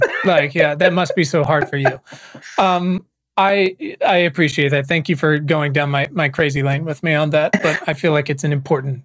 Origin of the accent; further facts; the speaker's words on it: Virginia, United States; moved away as an adult; also born or lived in Los Angeles; I was born and raised in Virginia